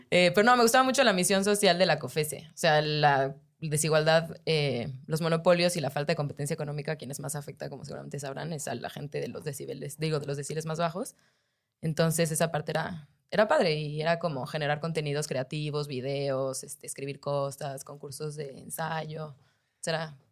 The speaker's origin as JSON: {"language": "Spanish", "region": "Mexico City", "country": "Mexico", "also_born_or_lived": "New York, United States", "said": "yo soy de acá, del DF"}